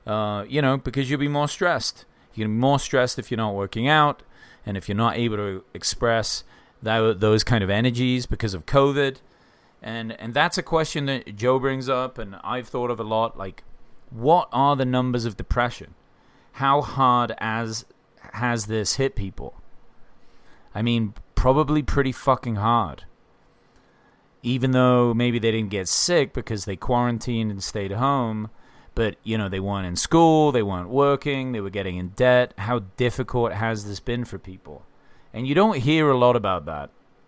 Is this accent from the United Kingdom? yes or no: yes; England, United Kingdom; now in Bozeman, United States; I mean, I'm English and I've lived all over.